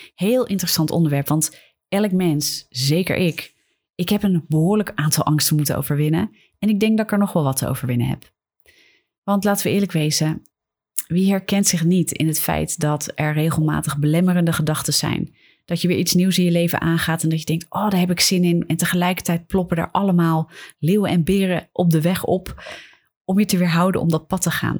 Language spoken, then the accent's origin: Dutch; Netherlands; wij hier in Nederland